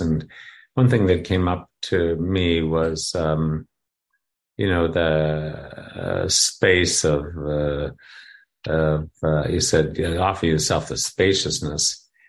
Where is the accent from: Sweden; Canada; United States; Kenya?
Canada; moved away; I come from Canada